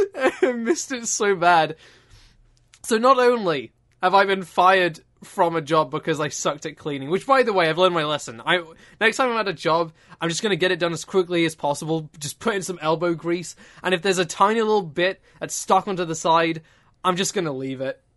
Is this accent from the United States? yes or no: no; United Kingdom; I'm British.